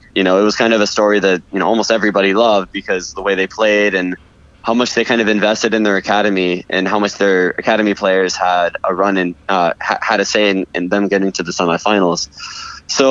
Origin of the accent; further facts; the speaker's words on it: Los Angeles, California, United States; also born or lived in Portland, Oregon; now in Florida, United States; I grew up in Los Angeles